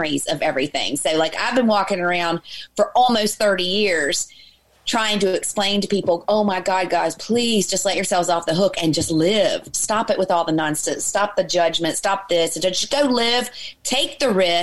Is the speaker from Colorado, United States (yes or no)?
no; Virginia, United States; moved away as an adult; also born or lived in Los Angeles; now in Ireland; I'm from Virginia originally. And so I'm a southerner